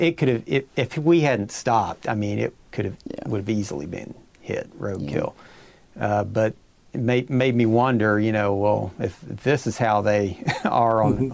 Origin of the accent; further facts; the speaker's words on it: Pike County, Kentucky, United States; I'm from Pike County